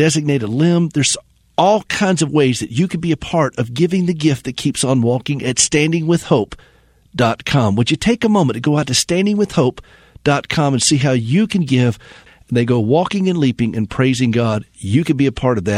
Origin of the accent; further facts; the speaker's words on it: South Carolina, United States; I'm from South Carolina.